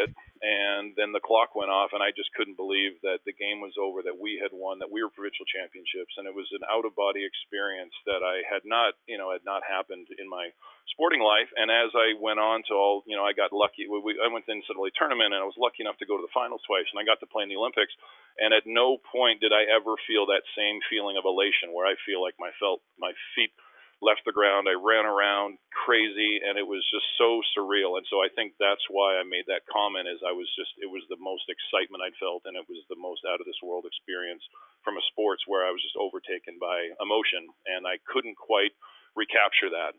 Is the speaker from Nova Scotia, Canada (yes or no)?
no; Winnipeg, Manitoba, Canada; moved away; in Winnipeg in my hometown